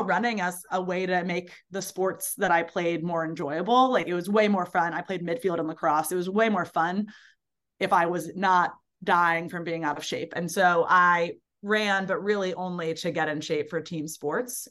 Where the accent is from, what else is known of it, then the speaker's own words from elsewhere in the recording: Baltimore, Maryland, United States; moved away as an adult; now in New Orleans, United States; I grew up in Baltimore